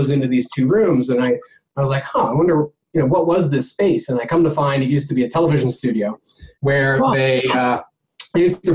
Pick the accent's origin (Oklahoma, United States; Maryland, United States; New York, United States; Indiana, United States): New York, United States; I was born in Manhattan in mid late 70s